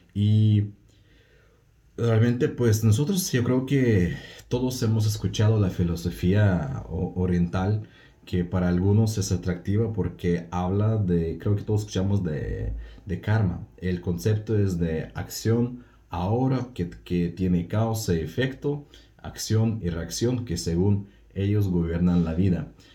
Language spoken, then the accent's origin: Spanish; Russia; Spanish is a second language; hablo un poco raro, no es porque soy medio tonto, sino porque soy ruso.